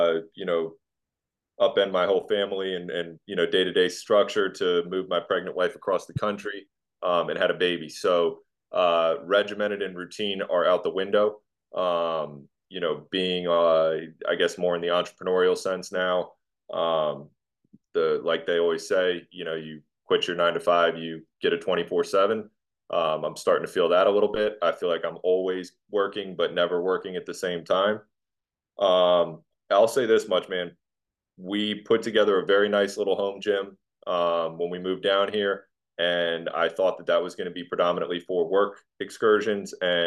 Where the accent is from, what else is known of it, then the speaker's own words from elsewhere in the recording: Virginia Beach, Virginia, United States; moved away as an adult; now in Dallas-Fort Worth, United States; I'm from Virginia Beach and you know, lived on the Atlantic Ocean my whole life